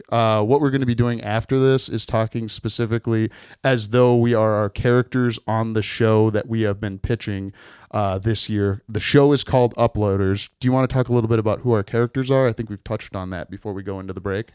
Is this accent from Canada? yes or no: no; Midwest, United States; I'm from the Midwest